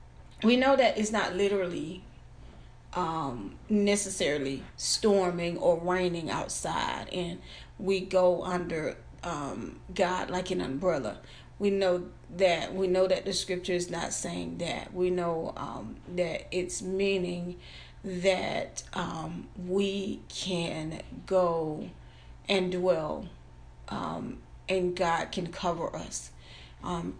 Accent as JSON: {"language": "English", "region": "Florida", "country": "United States", "said": "I'm from Florida, so I've been through hurricanes."}